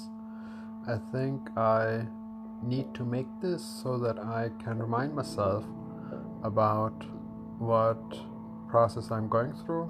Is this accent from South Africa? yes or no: no; Denmark; I have Pakistani parents and I grew up in Denmark, where I was also born